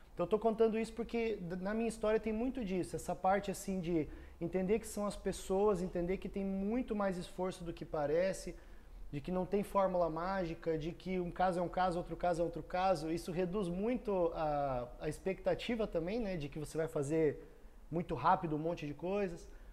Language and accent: Portuguese; Foz do Iguaçu, Paraná, Brazil; also born or lived in Cascavel; eu cresci em Foz, num ambiente de empreendedorismo